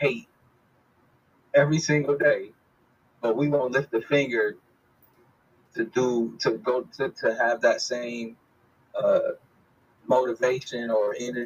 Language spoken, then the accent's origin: English; United States; moved away as an adult; now in Tanzania; We was born and raised in America